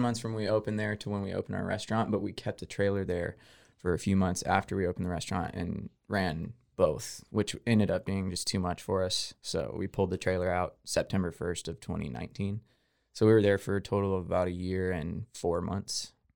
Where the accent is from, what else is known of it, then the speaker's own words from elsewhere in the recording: Houston, Texas, United States; moved away; I'm from Texas. I'm from Houston originally